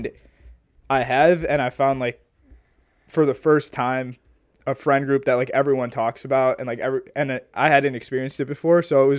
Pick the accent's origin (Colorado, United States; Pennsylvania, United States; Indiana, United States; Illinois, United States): Illinois, United States; And then obviously U of I, us being, even though we're like from Illinois, like it's such a big school.